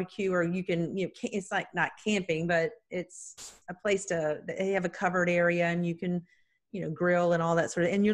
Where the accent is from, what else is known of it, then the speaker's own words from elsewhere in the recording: North Carolina, United States; I'm from North Carolina